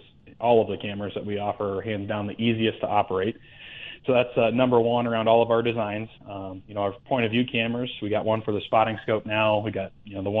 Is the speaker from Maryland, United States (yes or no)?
no; Iowa, United States; moved away as an adult; also born or lived in Virginia; now in Great Falls, Montana, United States; I'm originally from Iowa, is where I was born and raised and grew up there